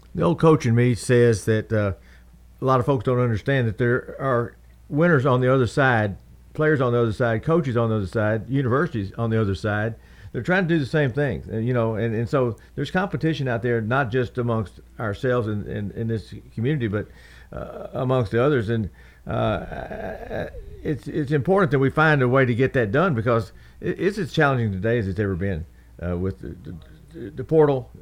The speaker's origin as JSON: {"language": "English", "region": "Southern Indiana", "country": "United States", "tie": "born or raised there", "moved": "as an adult", "lives_now": "Murfreesboro, United States", "said": "I grew up in Southern Indiana, came here as an 18 year old person"}